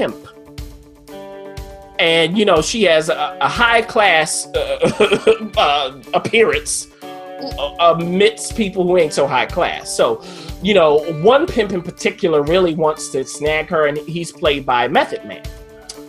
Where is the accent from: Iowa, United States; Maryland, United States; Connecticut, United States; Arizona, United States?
Maryland, United States; Baltimore; I'm from Baltimore